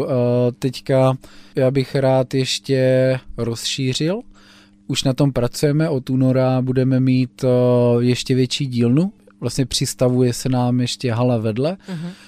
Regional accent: Blansko, South Moravian Region, Czechia; Já jsem z Blanska.

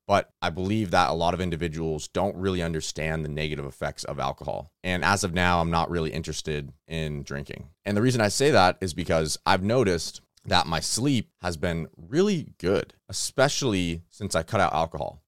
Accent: California, United States; I'm from California

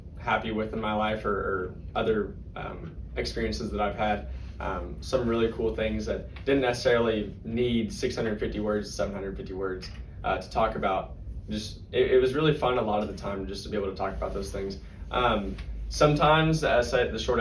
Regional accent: College Station, Texas, United States; Growing up in College Station, you'd throw up the Giggum all the time

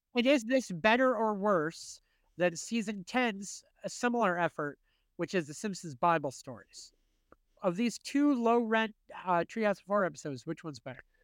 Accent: United States; as an American

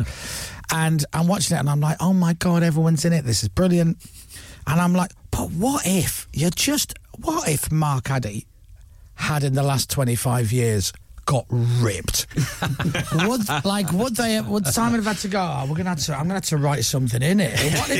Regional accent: Leeds, Yorkshire and the Humber, United Kingdom; I am. I'm from Leeds, yeah.

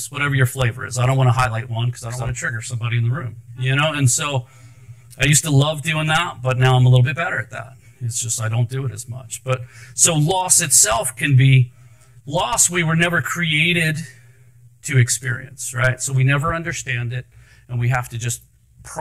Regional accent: Anne Arundel County, Maryland, United States; also born or lived in Baltimore, Maryland; I was born in Baltimore, grew up in Anne Arundel County.

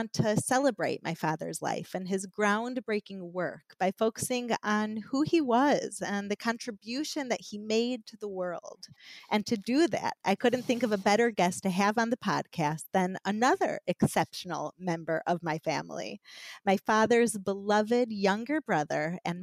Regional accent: Chicago, Illinois, United States; now in Israel; I was born in Chicago

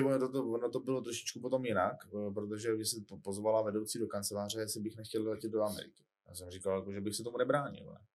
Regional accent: Czechia; jako Češi

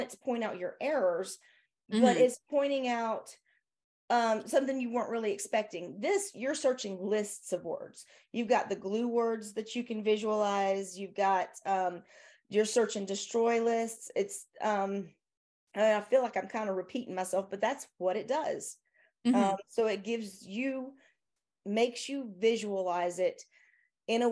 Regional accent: the South, United States; accent: southern; my southern accent

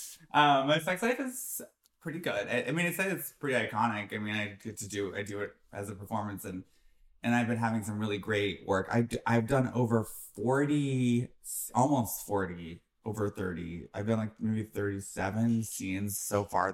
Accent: Chagrin Falls, Ohio, United States; moved away; also born or lived in Cleveland, Ohio; I was in my hometown, which is this little shitty town in Ohio called Chagrin Falls, Ohio

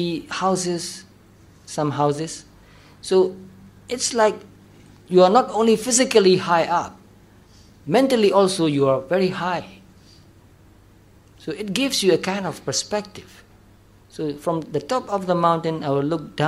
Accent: Myanmar; Especially in Myanmar, in our country, there are monasteries and pagodas

